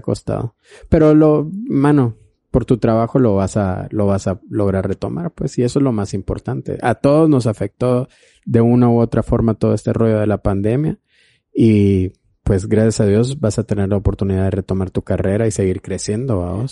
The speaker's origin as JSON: {"language": "Spanish", "town": "Flores", "region": "Petén", "country": "Guatemala", "said": "yo soy de Flores"}